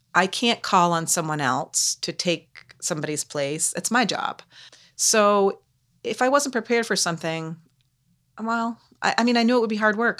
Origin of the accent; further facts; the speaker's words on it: Canaan, Vermont, United States; moved away as an adult; also born or lived in Lancaster, New Hampshire; I've lived in Canaan for the first eighteen years of my life.